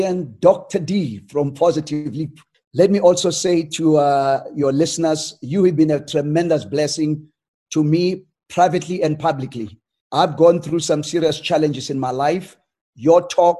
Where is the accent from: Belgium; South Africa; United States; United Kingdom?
South Africa; I grew up in South Africa